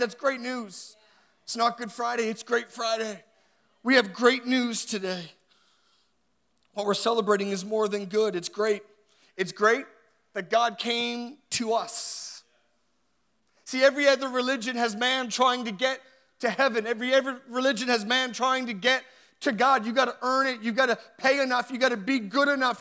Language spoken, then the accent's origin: English; Halifax, Nova Scotia, Canada; I grew up in Halifax